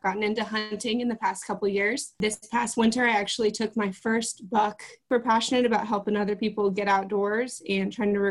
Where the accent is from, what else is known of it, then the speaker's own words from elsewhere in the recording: Kansas, United States; I am from Kansas